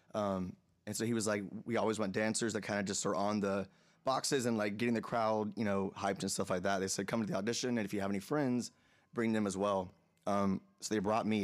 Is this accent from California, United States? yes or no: no; Atlanta, Georgia, United States; moved away as an adult; also born or lived in Los Angeles / New York; now in Nashville, United States; Atlanta, Atlanta, which is my hometown